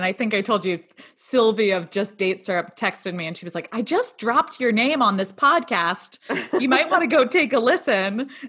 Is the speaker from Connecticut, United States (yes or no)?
yes; Connecticut, United States; I grew up in Connecticut. I had a pretty typical childhood.